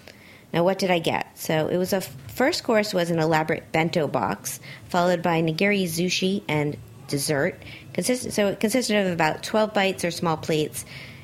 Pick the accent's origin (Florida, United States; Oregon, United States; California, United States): Florida, United States; Miami; moved away; I was in Miami, because it's my hometown. I visit a lot